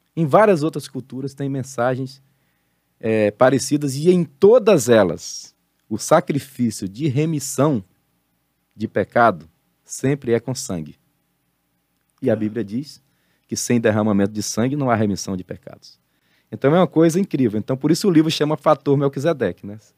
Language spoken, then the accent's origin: Portuguese; Salvador, Bahia, Brazil; also born or lived in Pio IX, Piauí; eu nasci num berço evangélico é, no interior do Piauí, uma cidade chamada Pio Nono, mas eu cresci em Salvador, na Bahia